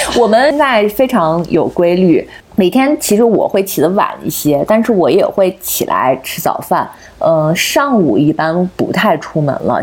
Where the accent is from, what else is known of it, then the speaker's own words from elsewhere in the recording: hometown near Qingdao, Shandong, China; now in Beijing, China; 我们老家